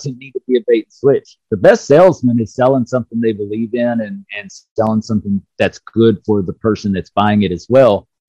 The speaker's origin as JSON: {"language": "English", "town": "Dallas", "region": "Texas", "country": "United States", "tie": "born or raised there", "said": "I grew up in Dallas"}